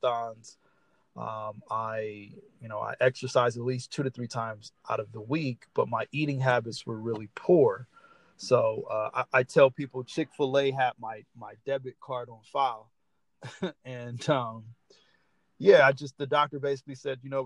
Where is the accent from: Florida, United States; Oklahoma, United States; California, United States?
California, United States; Los Angeles; I am from Los Angeles, California